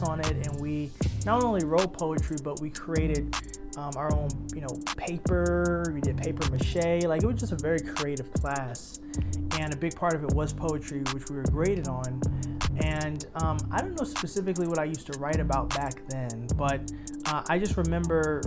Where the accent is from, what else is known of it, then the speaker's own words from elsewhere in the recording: New York City, New York, United States; coming from born and raised in Harlem